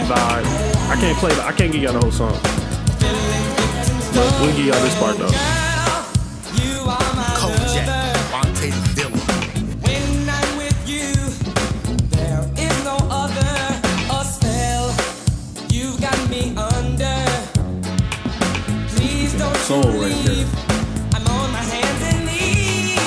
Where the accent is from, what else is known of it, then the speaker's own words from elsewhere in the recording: Peoria, Illinois, United States; I'm from Peoria